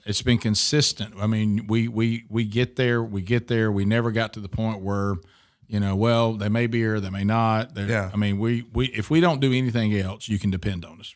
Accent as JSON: {"language": "English", "town": "Oxford", "region": "Alabama", "country": "United States", "tie": "born or raised there", "lives_now": "Birmingham, United States", "said": "we moved to Oxford, Alabama, beautiful uh, place between uh, Birmingham and Atlanta, and grew up there from six years old to the time I left for college."}